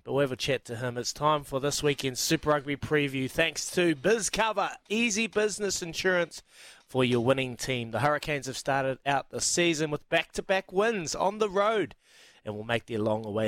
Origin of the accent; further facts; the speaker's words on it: Fiji; That reminds me, growing up in Fiji, watching my favourite player, Viliami Satala, playing for Vomo.